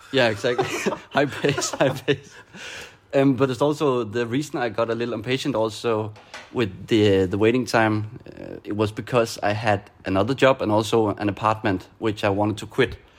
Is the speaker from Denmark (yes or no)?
yes; Denmark; moved away as an adult; now in Barcelona, Spain; I am from Denmark, now living in Barcelona.